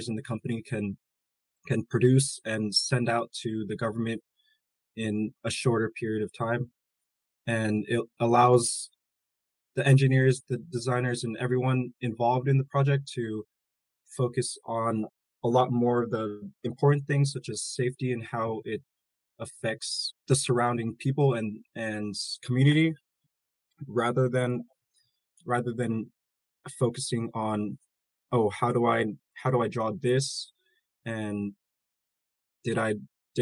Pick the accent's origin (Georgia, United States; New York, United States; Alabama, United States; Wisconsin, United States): Georgia, United States; Atlanta; Growing up in Atlanta area